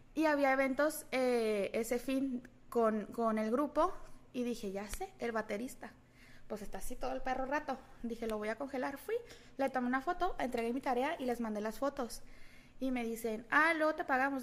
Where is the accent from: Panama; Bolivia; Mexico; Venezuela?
Mexico; Guadalajara, Jalisco; moved away; Yo nací en Guadalajara, crecí en Guadalajara